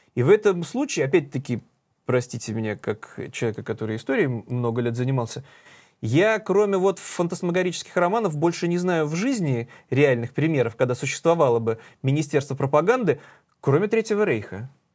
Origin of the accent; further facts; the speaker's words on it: Saint Petersburg, Russia; мы петербуржцы